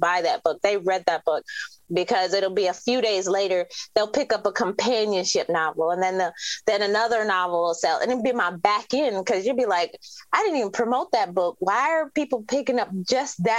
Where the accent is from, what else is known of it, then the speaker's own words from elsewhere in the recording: Detroit, Michigan, United States; So I'm from Detroit